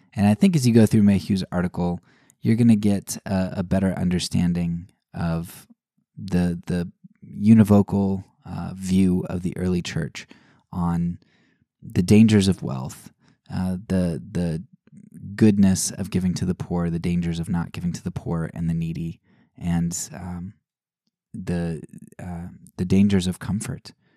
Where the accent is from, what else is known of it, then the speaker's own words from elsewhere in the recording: United States; as an American, I'm an individualist, right? That, that's how I was raised